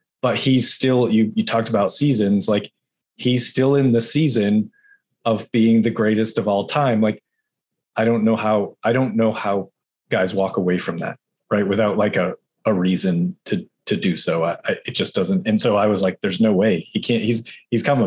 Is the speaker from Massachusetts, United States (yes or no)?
yes; Boston, Massachusetts, United States; moved away; I'm from Boston originally